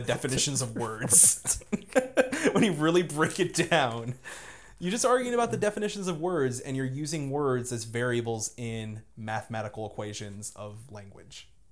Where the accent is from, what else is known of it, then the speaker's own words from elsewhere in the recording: Lyndhurst, New Jersey, United States; moved away; I grew up in Jersey, uh, like, literally, uh, within spitting distance of Manhattan